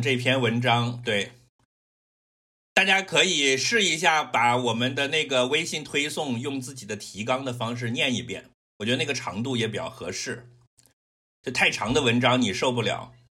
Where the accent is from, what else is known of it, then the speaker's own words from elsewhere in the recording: Guangdong, China; 我是广东人，不是深圳人